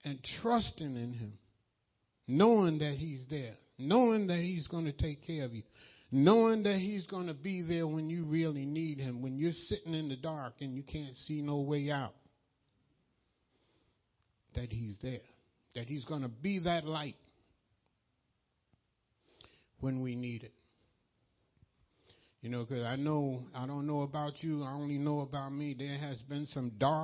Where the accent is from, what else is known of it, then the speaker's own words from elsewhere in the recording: New York, United States; I'm from New York